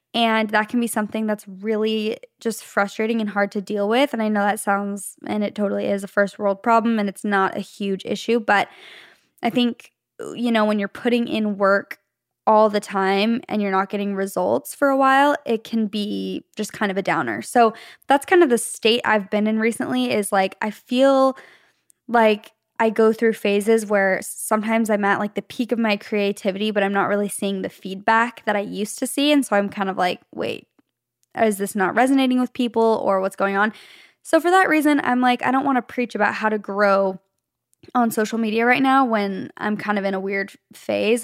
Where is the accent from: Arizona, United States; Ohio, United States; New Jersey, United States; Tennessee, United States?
Arizona, United States; moved away as an adult; now in Los Angeles, United States; Leif and I both grew up, were born and raised in Arizona in the same city